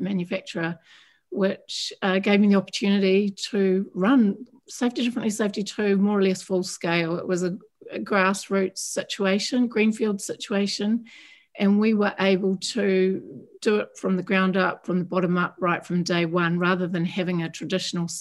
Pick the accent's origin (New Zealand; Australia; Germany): New Zealand; I'm from New Zealand, so I'm a Kiwi from down under